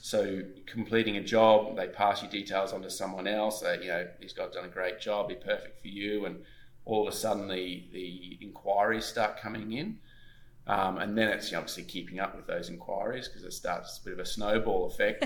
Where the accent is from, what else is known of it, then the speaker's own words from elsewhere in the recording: Gold Coast, Queensland, Australia; I grew up on the Gold Coast, Queensland, Australia